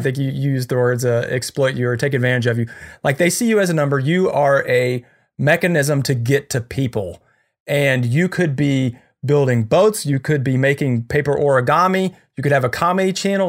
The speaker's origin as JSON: {"language": "English", "country": "United States", "said": "I'm so American"}